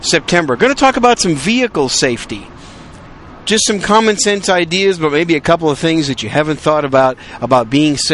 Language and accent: English; Wisconsin, United States; also born or lived in New York City, United States; now in San Antonio, United States; I was born in New York City. Raised most of my life in Wisconsin